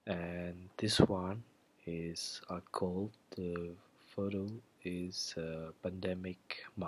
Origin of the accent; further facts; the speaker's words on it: Indonesia; I come from Indonesia.